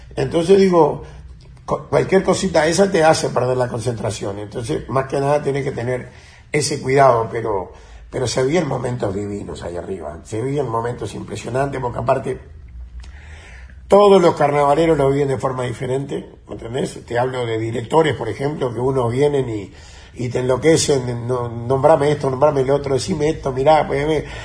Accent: Montevideo, Uruguay; yo me crié en Maroña, en Corral y Centenario

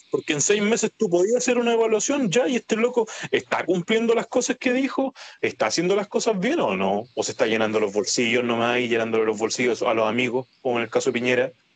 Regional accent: Chile; nosotros como ciudadanos chilenos

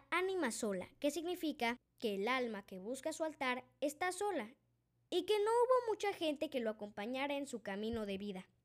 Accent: Mexico; Yo vengo de México y lo conozco muy bien.

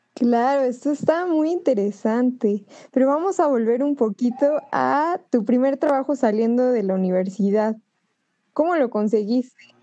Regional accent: Mexico; nosotros los mexicanos

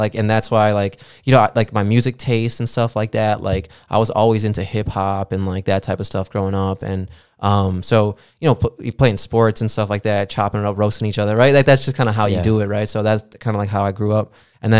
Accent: Aurora, Illinois, United States; I grew up in Aurora.

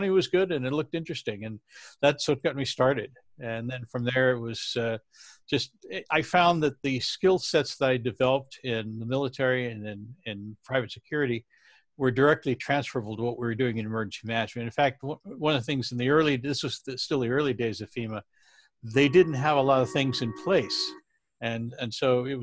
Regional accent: San Francisco, California, United States; my hometown with you know, my friends and family

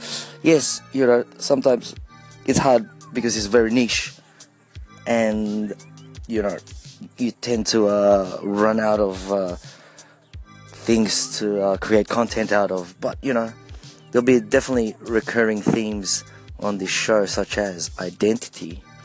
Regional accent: Philippines; accent: Filipino; English is a second language; now in Australia; For those of you who didn't understand my accent there, my Filipino accent there, it is complex identity.

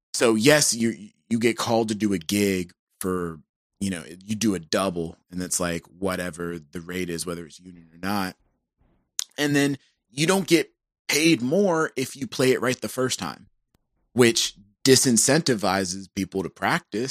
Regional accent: Georgia, United States; I'm from Georgia

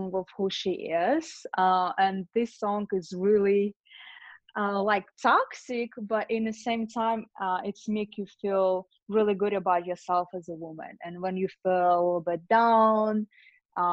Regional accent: Russia; also born or lived in Lithuania; now in Los Angeles, United States; I was born in Lithuania, grew up in Russia

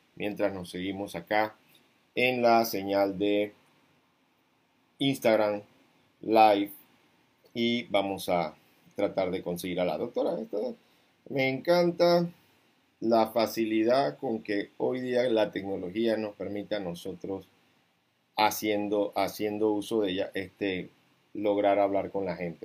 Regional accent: Panama; como panameño con conciencia cívica

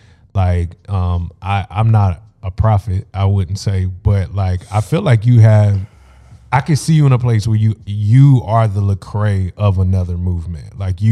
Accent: North Carolina, United States; now in Daytona, United States; I'm from North Carolina, okay, originally, but I've been in Daytona

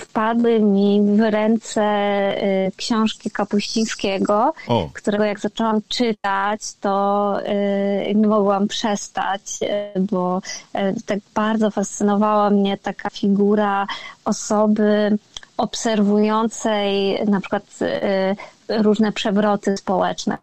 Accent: Jelenia Góra, Lower Silesian Voivodeship, Poland; moved away as an adult; also born or lived in Wrocław / Kraków; pochodzę z Jeleniej Góry, więc to jest takie moje najbliższe, duże miasto, do którego e, wyjeżdża się na studia, jak się mieszka w Jeleniej Górze.

